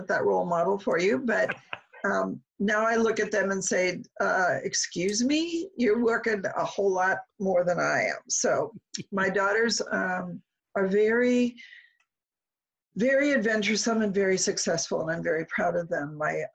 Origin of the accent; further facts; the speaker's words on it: Omaha, Nebraska, United States; moved away as an adult; Omaha's home for me.